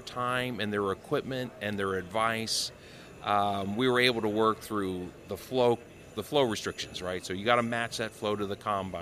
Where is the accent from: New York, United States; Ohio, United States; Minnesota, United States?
Ohio, United States; I'm from Ohio